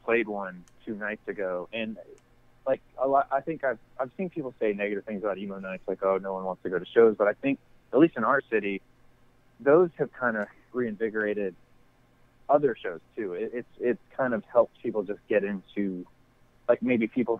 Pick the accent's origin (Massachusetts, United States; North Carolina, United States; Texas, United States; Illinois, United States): North Carolina, United States; I didn't really necessarily grow up in Raleigh, but I grew up in North Carolina